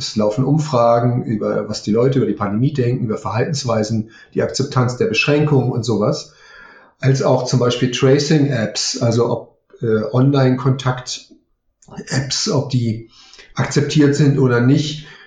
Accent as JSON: {"language": "German", "region": "Berlin", "country": "Germany", "said": "Ich, ähm, ich stamme aus Berlin."}